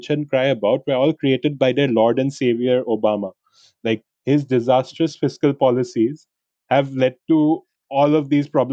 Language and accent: English; India; I'm an Indian who wanted to go there for an MBA